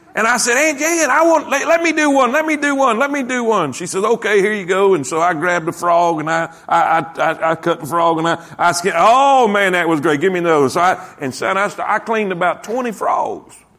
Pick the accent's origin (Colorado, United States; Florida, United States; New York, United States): Florida, United States; Lake Okeechobee, South; I grew up in South Florida. I grew up basically on Okeechobee Lake